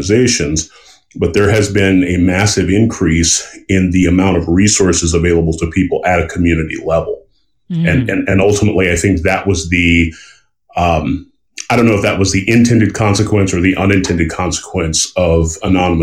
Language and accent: English; the South, United States; I grew up in the South